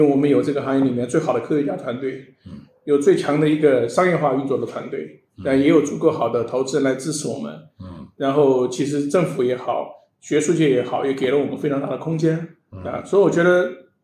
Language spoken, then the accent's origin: Chinese; Sichuan, China; 我是四川人